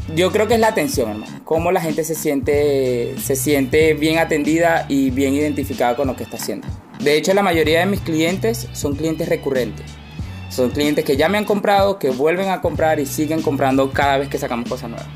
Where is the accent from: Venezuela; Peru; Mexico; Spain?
Venezuela; moved away as an adult; also born or lived in Argentina / Miami, United States; now in Chile; yo salí de Venezuela hace aproximadamente cinco años